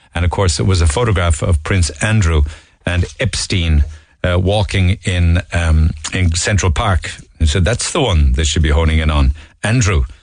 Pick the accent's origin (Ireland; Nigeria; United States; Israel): Ireland; we as Irish people